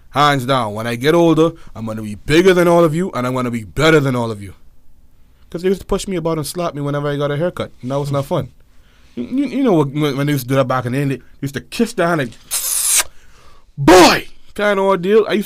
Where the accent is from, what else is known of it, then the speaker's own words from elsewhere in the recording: Nassau, New Providence, Bahamas; born there; also born or lived in United States; I was born straight up here, Nassau, Bahamas, man. Nassau. I was born in Nassau, the New Providence, capital of the island. I was born here. Of course, the majority of my childhood was spent back and forth in America.